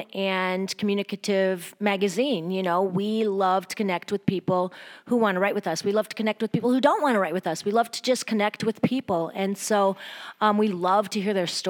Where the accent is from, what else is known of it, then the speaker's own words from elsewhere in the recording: Wisconsin, United States; moved away; also born or lived in Chicago; my hometown in Wisconsin